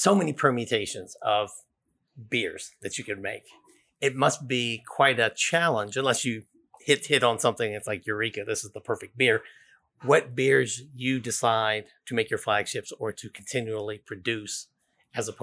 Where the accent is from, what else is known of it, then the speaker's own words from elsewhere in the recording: Silver Spring, Maryland, United States; I'm very proud to be from Silver Spring, although the Silver Spring I'm from is all north of here